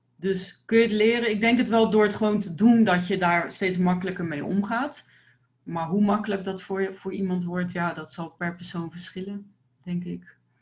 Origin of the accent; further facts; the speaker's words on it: Delft, South Holland, Netherlands; ik kom uit Delft